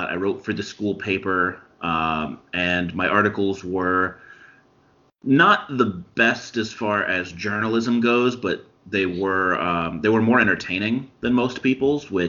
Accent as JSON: {"language": "English", "town": "Champaign", "region": "Illinois", "country": "United States", "said": "I am originally from Champaign"}